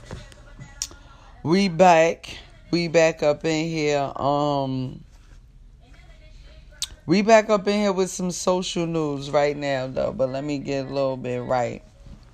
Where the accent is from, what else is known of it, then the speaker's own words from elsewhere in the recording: Jersey City, New Jersey, United States; now in California, United States; I'm from Jersey. Jersey City, to be exact